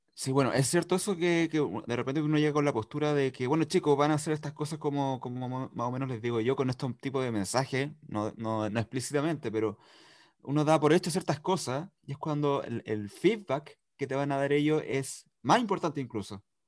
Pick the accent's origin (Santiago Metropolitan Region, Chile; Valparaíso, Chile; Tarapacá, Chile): Santiago Metropolitan Region, Chile; Santiago; moved away as an adult; now in Valdivia, Chile; soy de Santiago, llegué hace poco